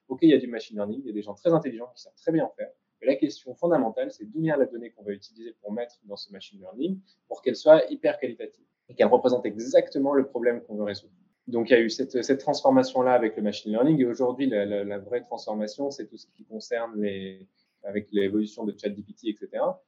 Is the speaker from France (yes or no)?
yes; France; moved away as an adult; now in Israel; en tant que Français ici